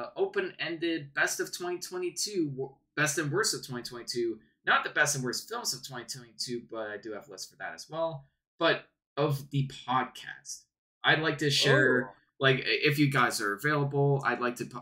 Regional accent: Canada; We're Canadian, right?

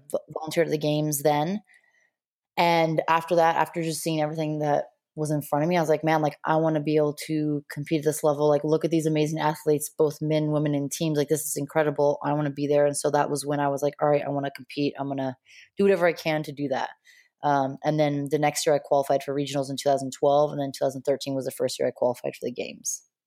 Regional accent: Montana, United States; also born or lived in La Jolla, California; I grew up most of my life in Montana

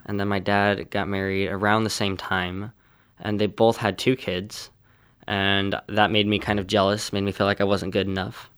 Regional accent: California, United States; I'm from California and I'm sixteen years old.

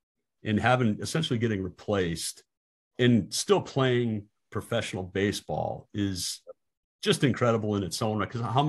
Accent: South Dakota, United States; And growing up in South Dakota

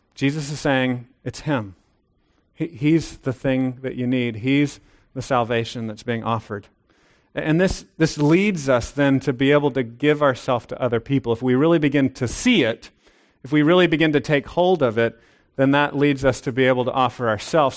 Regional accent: United States; I'm an American

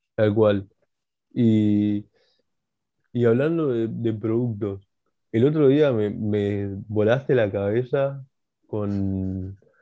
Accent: Bolivia; yo siendo boliviano, que me gusta la comida boliviana

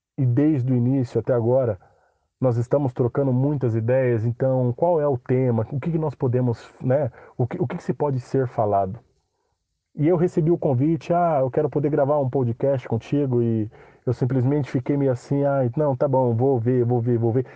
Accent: São Paulo, Brazil; sou de São Paulo, capital

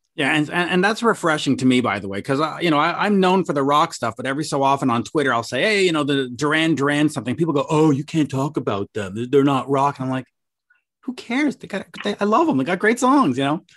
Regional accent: Canada; I'm a Canadian

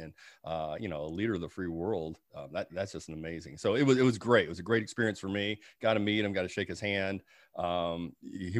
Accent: Peoria, Illinois, United States; also born or lived in Georgia; my hometown of Peoria, Illinois

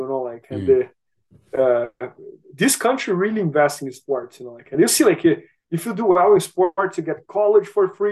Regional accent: Brazil; moved away as an adult; now in United States; And I am from Brazil. So I lived in Brazil until I was like 26, 27 years old. And then I moved to US

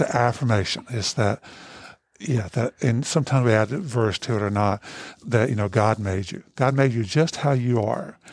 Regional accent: United States; when I was growing up in Hancock County, my family was a bunch of boozers

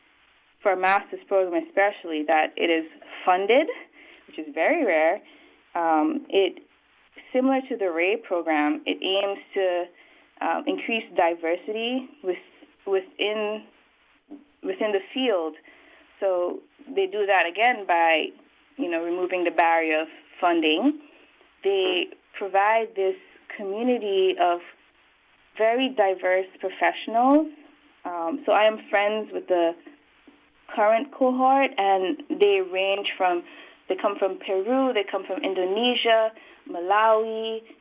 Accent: St. Vincent & Grenadines; moved away as an adult; also born or lived in Belize / Buffalo, United States; now in Santa Cruz, United States; I was born in Belize, but raised in St. Vincent

